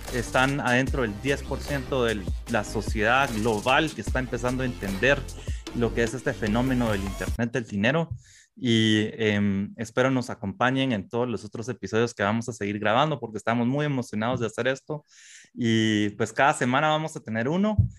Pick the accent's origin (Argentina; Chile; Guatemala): Guatemala; como guatemaltecos específicamente, como centroamericanos